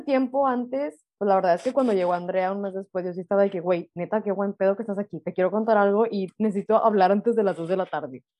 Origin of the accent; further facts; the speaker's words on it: Monterrey, Nuevo León, Mexico; now in Lüneburg, Germany; somos regias